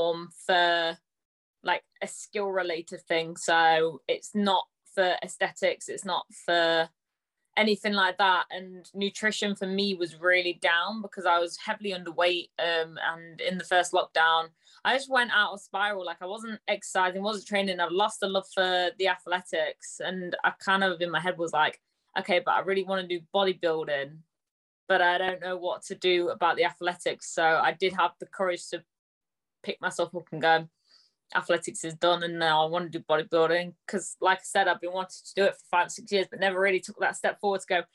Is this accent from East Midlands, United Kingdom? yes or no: yes; Nottingham, East Midlands, United Kingdom; from Nottingham.